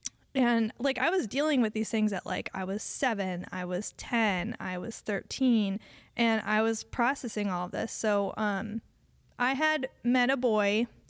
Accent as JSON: {"language": "English", "region": "Connecticut", "country": "United States", "tie": "born or raised there", "said": "I was from Connecticut, and we met when we were 8, and I tried to flirt."}